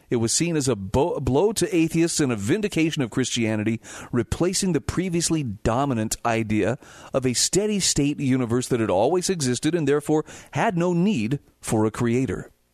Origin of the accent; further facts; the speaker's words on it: Utah, United States; my home state of Utah